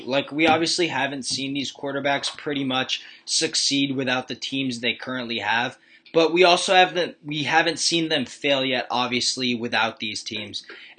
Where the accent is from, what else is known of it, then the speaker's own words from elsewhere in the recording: Buffalo, New York, United States; They're my hometown team